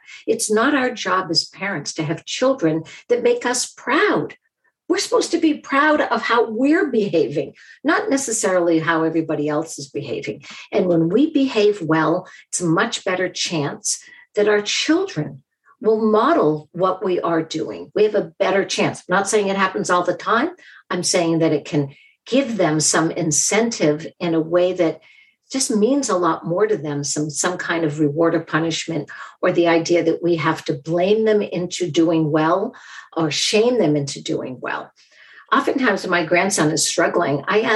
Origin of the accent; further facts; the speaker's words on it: Boston, Massachusetts, United States; I'm from Boston. We literally call ourselves massholes.